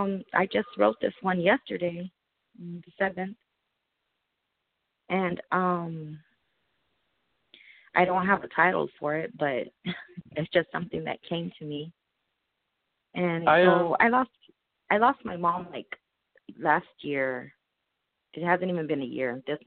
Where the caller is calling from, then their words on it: Arizona, United States; I'm calling from Arizona.